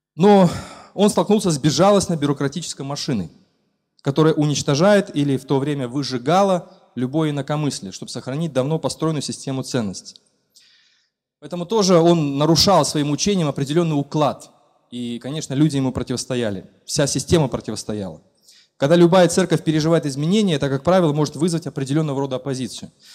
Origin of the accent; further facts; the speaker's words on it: Belarus; Мы как истинные белорусы